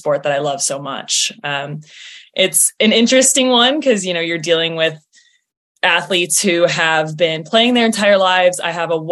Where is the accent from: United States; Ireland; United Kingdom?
United States; Midwest; now in Philadelphia, United States; snow that I grew up with in the Midwest